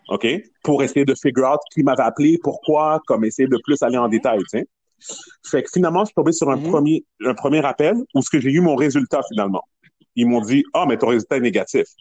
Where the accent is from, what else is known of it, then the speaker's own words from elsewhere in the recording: Montreal, Quebec, Canada; je viens de Montréal